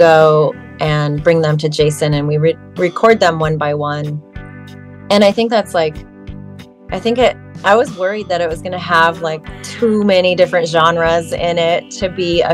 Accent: Orange County, California, United States; moved away as an adult; now in San Francisco, United States; California originally. I grew up in Orange County

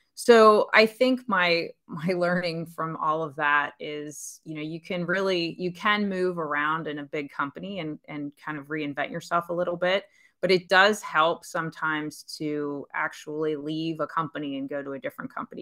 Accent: Pennsylvania, United States; moved away as an adult; also born or lived in Pittsburgh / New York / Dallas / San Francisco; now in Charlotte, United States; I grew up in Pennsylvania. I lived there most of my life before I met my husband

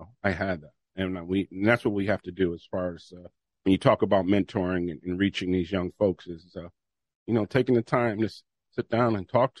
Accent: New Haven, Connecticut, United States; I grew up on Southwest Drive and Division Street in the Newhallville area

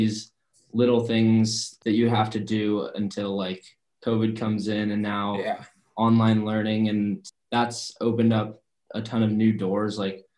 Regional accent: Mercer Island, Washington, United States; I think that growing up on Mercer Island

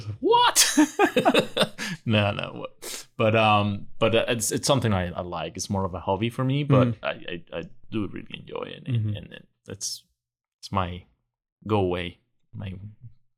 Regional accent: Venezuela; now in Texas, United States; I'm originally from Venezuela

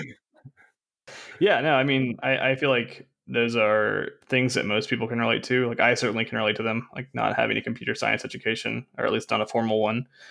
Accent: Arkansas, United States; I'm from Arkansas. I'm a college dropout

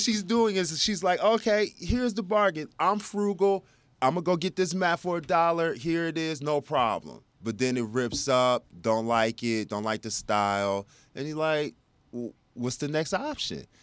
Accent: Plano, Texas, United States; also born or lived in South Bend, Indiana; I grew up and came out of Plano.

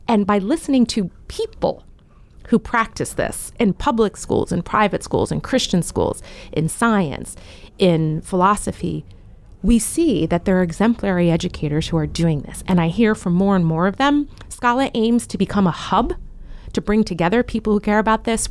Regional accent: Frederick, Maryland, United States; I was born and raised in Frederick, Maryland

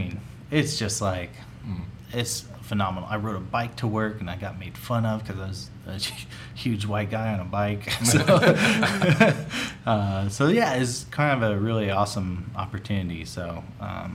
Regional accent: Houston, Texas, United States; moved away; also born or lived in Phoenix / Japan; I grew up in Houston.

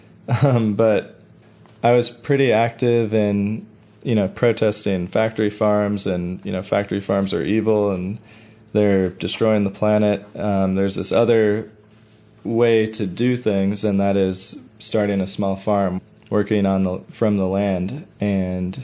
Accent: Chicago, Illinois, United States; I grew up in Bucktown. I went to Lincoln Park High School.

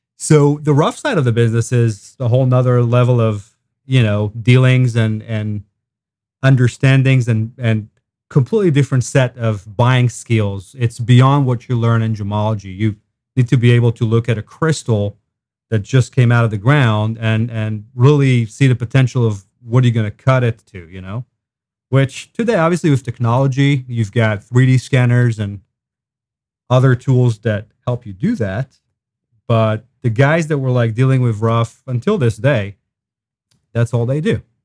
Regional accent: Israel; moved away as an adult; now in Wentzville, United States; I grew up in Israel

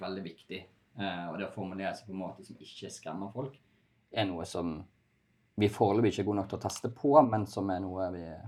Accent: Bergen, Vestland, Norway; jeg er bergenser, litt kranglevåren

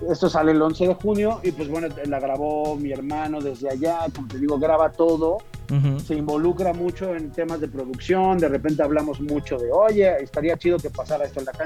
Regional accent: Mexico City, Mexico; born there; Nací en la México.

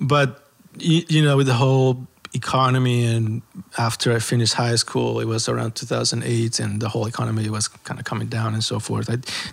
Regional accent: El Salvador; moved away; I'm from El Salvador.

